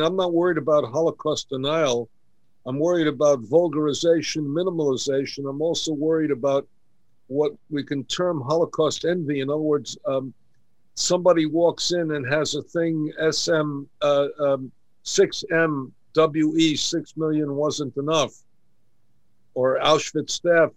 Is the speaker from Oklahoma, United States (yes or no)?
no; New York City, New York, United States; I grew up in Kew Gardens